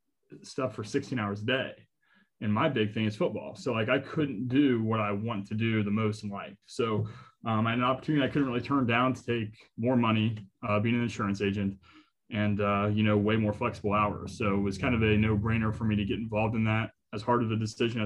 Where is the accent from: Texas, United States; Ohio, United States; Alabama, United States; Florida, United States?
Ohio, United States; Newark; I'm from Newark, went to Newark Catholic